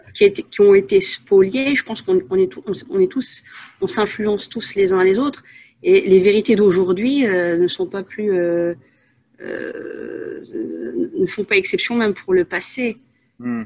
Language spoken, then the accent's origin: French; Asnières-sur-Seine, Île-de-France, France; moved away as an adult; also born or lived in Paris / Saint-Gratien / Enghien-les-Bains; now in Belgium; à la base une Parisienne. je suis née à Paris 14e, j'ai vécu, j'ai passé mon enfance à Agnières-sur-Seine